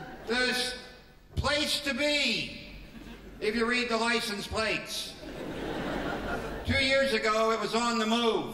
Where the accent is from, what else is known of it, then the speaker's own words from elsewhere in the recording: United States; as an American